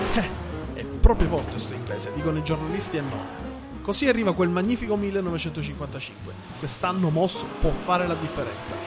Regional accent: Sicily, Italy; essendo siciliano delle zone della Targa Florio

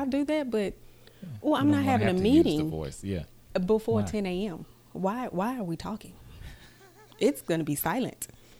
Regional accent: Southwest Mississippi, United States; I was raised Southern. I am from Mississippi. Mm-hmm. I am from Southwest Mississippi.

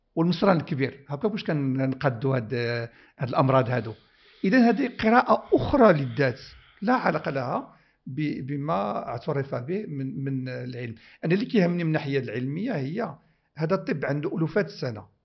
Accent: Morocco; بلادي المغرب

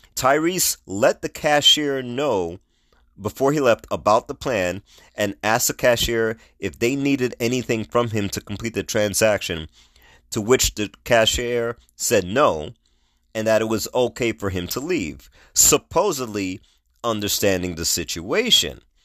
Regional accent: New York, United States; moved away; I'm originally from New York. New York is a melting pot

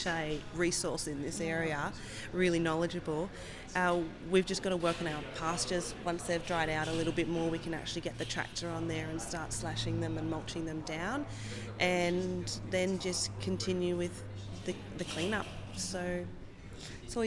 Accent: Hawkesbury region, New South Wales, Australia; I grew up in the Hawkesbury region

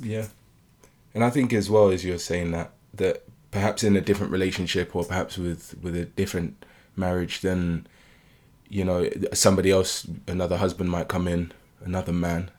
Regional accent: United Kingdom; I was born and raised in the U K

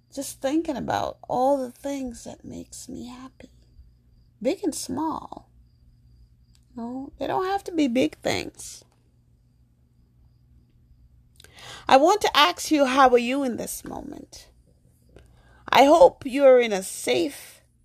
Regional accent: New York, United States; also born or lived in Jamaica; I'm African American, born in Jamaica. I grew up in New York

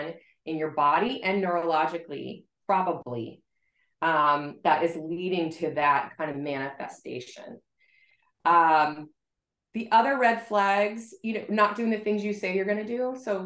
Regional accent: South Florida, United States; now in Boston, United States; I grew up in South Florida and now I live in Boston

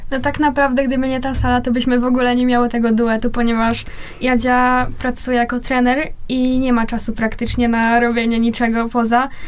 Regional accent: Chorzów, Silesian Voivodeship, Poland; obie jesteśmy z Chorzowa

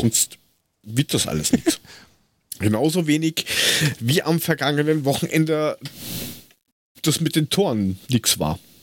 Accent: Hesse, Germany; als, als Hesse damit aufgewachsen

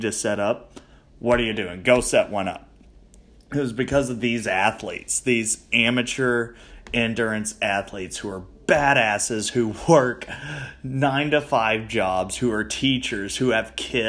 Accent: Owensboro, Kentucky, United States; I was back in my hometown

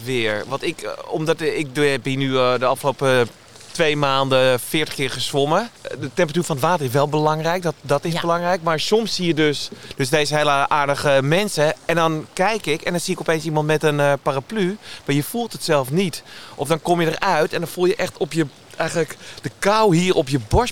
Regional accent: Amsterdam, North Holland, Netherlands; Ik ben geboren in Amsterdam

